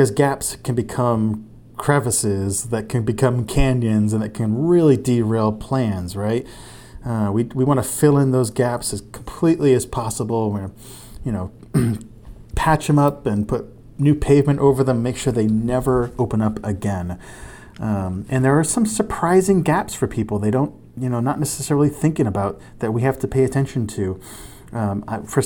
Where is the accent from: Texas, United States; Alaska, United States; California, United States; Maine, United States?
Maine, United States; Lisbon Falls; I was Santa Claus in my hometown of Lisbon Falls